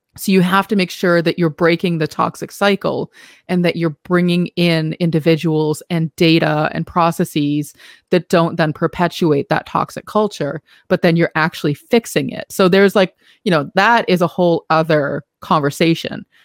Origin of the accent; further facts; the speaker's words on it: Boston, Massachusetts, United States; accent: Boston; my Boston accent